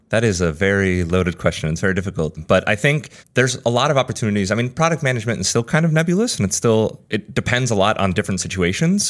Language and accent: English; United States; moved away as an adult; also born or lived in Spain; now in New York, United States; I grew up in the States. Essentially from six to eighteen, I lived here for like ten or eleven years